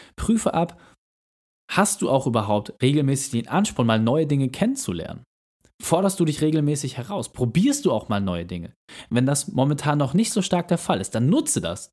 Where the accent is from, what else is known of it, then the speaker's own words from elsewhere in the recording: Hamburg, Germany; als Hamburger